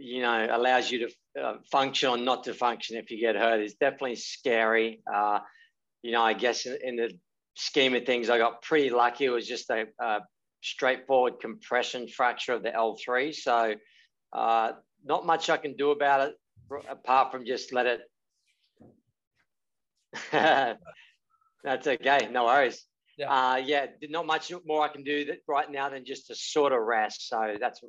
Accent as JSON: {"language": "English", "town": "Coffs Harbour", "region": "New South Wales", "country": "Australia", "tie": "born or raised there", "also_born_or_lived": "Gold Coast, Queensland / Hawaii", "moved": "as an adult", "said": "growing up in Coffs Harbour was great"}